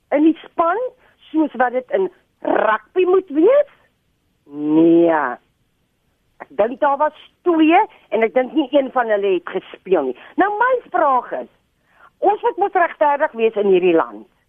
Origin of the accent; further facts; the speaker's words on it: South Africa; ons meer as Suid-Afrikaners